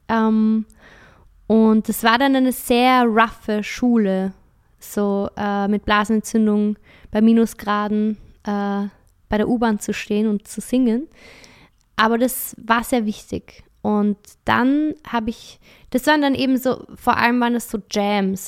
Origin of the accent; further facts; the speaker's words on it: Vienna, Austria; ich komme aus Wien